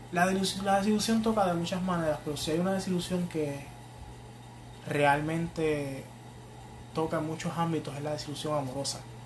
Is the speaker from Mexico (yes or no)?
no; Fajardo, Puerto Rico; yo soy, yo soy nacido y criado en Fajardo.